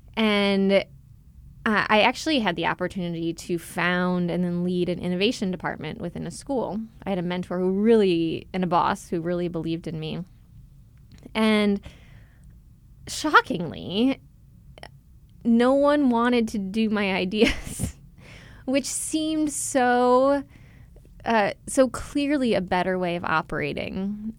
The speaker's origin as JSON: {"language": "English", "town": "Chicago", "region": "Illinois", "country": "United States", "tie": "born or raised there", "also_born_or_lived": "Philadelphia, United States / Los Angeles, United States", "moved": "as an adult", "said": "I grew up in Chicago"}